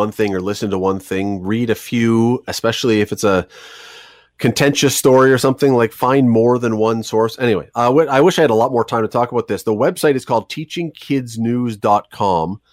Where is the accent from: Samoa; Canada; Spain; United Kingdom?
Canada; we're Canadian